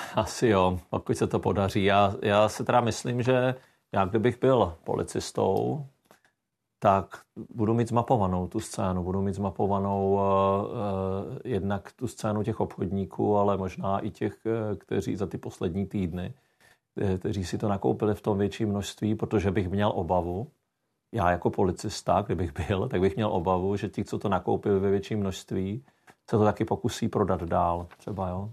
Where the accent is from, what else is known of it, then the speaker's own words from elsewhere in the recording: South Moravian Region, Czechia; já jsem z Jižní Moravy